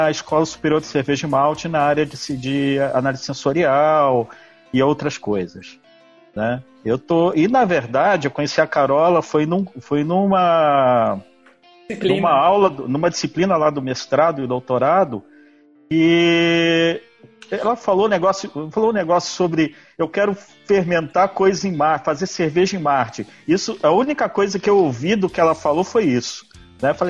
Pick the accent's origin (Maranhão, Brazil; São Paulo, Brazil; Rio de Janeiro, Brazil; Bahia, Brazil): Rio de Janeiro, Brazil; Eu sou carioca.